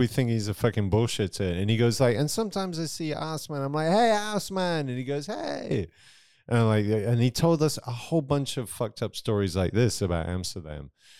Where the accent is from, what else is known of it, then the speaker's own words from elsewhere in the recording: South East England, United Kingdom; Near Southampton.